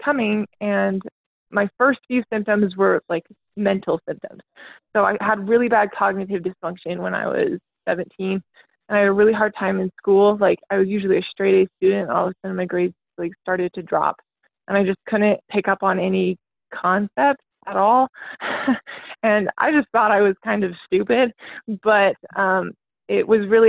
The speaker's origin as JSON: {"language": "English", "region": "Utah", "country": "United States", "tie": "born or raised there", "said": "I'm from Utah, so I grew up in like a really big family"}